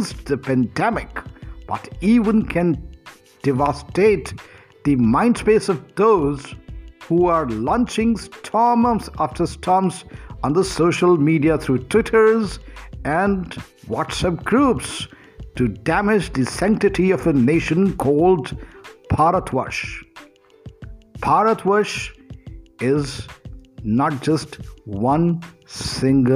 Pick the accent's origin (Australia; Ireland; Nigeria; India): India